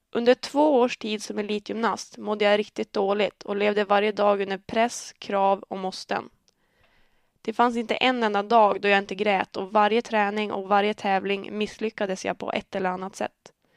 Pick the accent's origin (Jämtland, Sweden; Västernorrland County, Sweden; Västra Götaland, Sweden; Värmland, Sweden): Västernorrland County, Sweden; Örnsköldsvik; Jag är född och uppvuxen i Örnsköldsvik